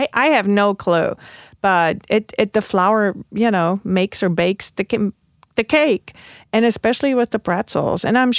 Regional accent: Southern Germany, Germany; Well, I grew up in the South. I'm a Southern girl.

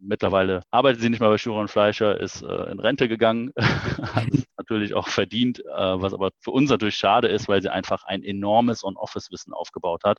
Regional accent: Aachen, North Rhine-Westphalia, Germany; wir kommen aus Aachen, äh, wir sind Öscher, Öscher durch und durch

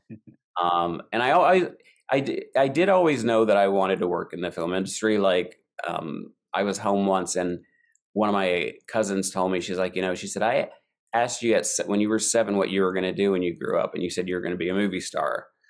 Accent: Eastern Kentucky, United States; moved away as an adult; also born or lived in New York; I grew up in Eastern Kentucky

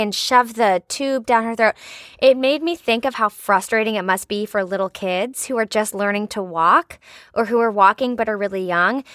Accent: Richmond, Virginia, United States; moved away; there was this tree at Maymont, which is a big state park in, in Richmond, in my hometown

